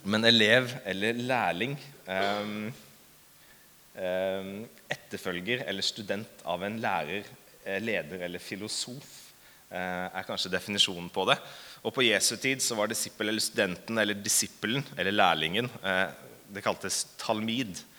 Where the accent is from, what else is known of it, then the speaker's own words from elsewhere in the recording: Hamar, Innlandet, Norway; Eh, jeg er fra Hamar. Jeg er faktisk født og oppvokst i Hamar. Eh, men jeg er litt sånn dialektforvirra